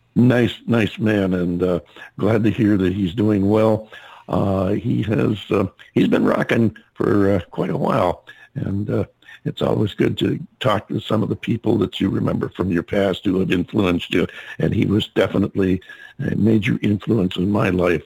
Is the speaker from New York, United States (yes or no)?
yes; upstate New York, United States; now in Phoenix, United States; I'm from upstate New York